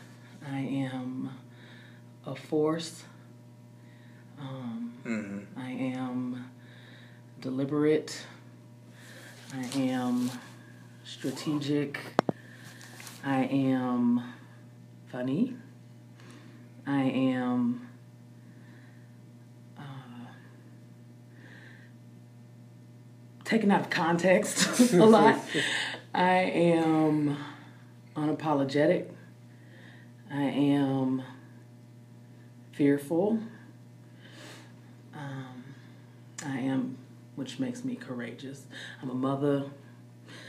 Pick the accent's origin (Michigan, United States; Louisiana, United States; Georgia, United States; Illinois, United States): Georgia, United States; moved away as an adult; also born or lived in Decatur, Georgia / Augusta, Georgia / Sardis, Georgia / Waynesboro, Georgia; I was born in Decatur, Georgia